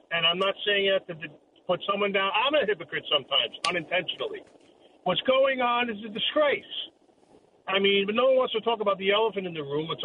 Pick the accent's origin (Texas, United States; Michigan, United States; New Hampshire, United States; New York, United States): New York, United States; I'm from New York, born and raised here.